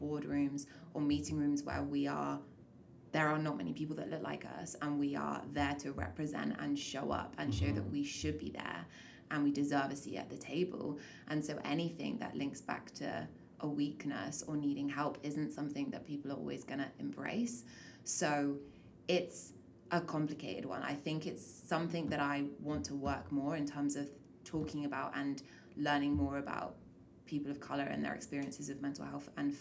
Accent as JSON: {"language": "English", "region": "England", "country": "United Kingdom", "tie": "born or raised there", "moved": "yes", "lives_now": "Canada", "said": "I was born in England. I've moved to Canada."}